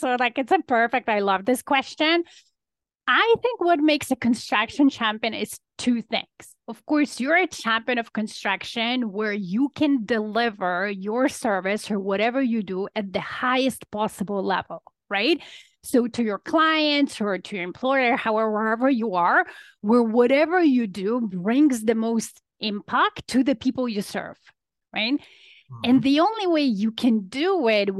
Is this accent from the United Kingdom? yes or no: no; Poland; now in Toronto, Canada; I'm an immigrant to Canada. So I came from Poland